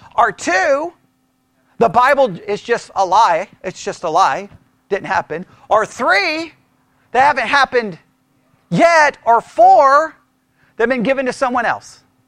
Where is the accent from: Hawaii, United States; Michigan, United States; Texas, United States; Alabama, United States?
Texas, United States; You can't get more Texan than being born in Texas on Texas Independence Day than me